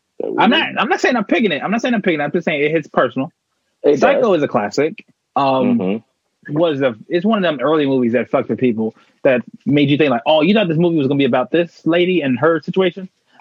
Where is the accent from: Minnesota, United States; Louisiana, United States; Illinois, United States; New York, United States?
Illinois, United States; Chicago; I grew up in Chicago.